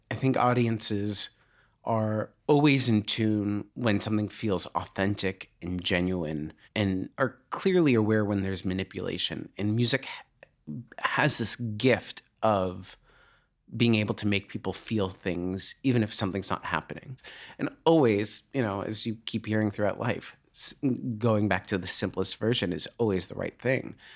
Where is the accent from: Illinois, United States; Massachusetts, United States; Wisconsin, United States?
Massachusetts, United States; just outside of Boston; I grew up just outside of Boston